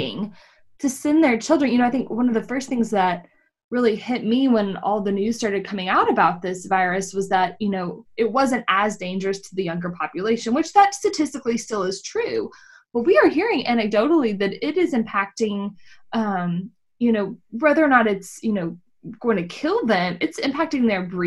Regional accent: Texas, United States; I'm from Texas

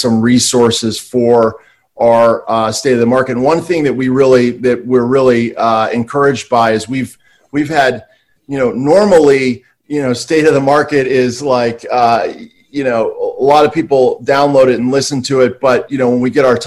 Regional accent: East Coast, United States; now in Santa Monica, United States; I'm from the East Coast.

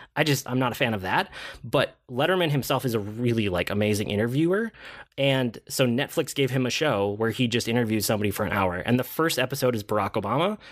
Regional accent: Minnesota, United States; I'm Minnesotan.

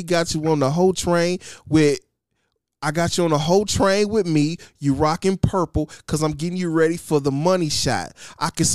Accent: Michigan, United States; My hometown, my state, my blood, the reason why I breathe, the maize and blue, except for little brother, Michigan

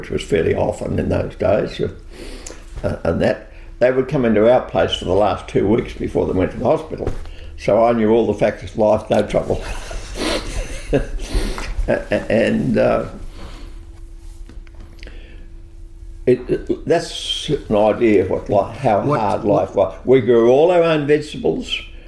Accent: Gippsland, Victoria, Australia; I grew up on the Snow River, that real Banjo Patterson attitude

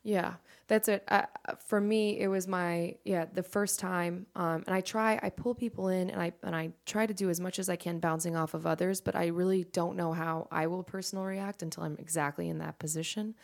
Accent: Fairfax, Virginia, United States; moved away as an adult; now in Charlotte, United States; I am from, uh, the D C area, and if you're familiar with D C, I'm from Fairfax.

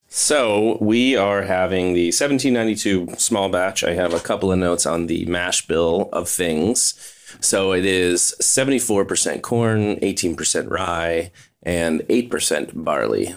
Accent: Kentucky, United States; I was born in Kentucky.

